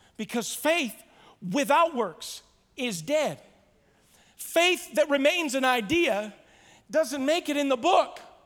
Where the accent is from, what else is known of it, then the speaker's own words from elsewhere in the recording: Ottawa, Ontario, Canada; I am a Canadian born in Ottawa